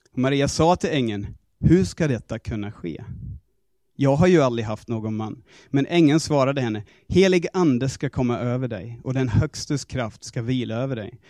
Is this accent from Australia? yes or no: yes; Australia; Swedish is a second language; moved away as an adult; now in Sweden; alla mina grejer hemma i Australien